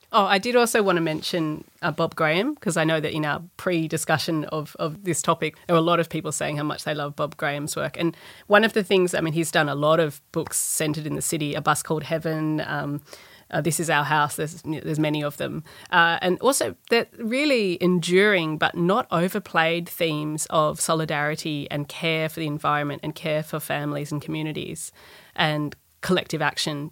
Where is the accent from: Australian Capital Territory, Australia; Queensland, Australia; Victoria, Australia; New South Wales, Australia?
New South Wales, Australia; Sydney; I grew up in Balmain.